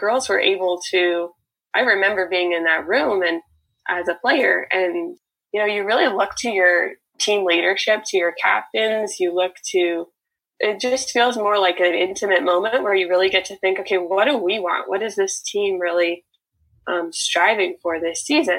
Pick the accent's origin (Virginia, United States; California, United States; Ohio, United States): California, United States; Bay Area; I'm from the Bay Area in California